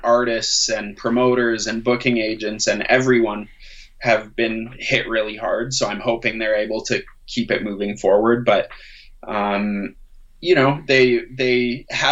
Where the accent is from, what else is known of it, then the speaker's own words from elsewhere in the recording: Calgary, Alberta, Canada; growing up in Calgary